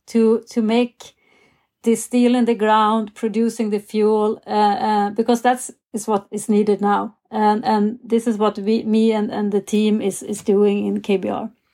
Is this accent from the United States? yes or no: no; Sweden; growing up in Sweden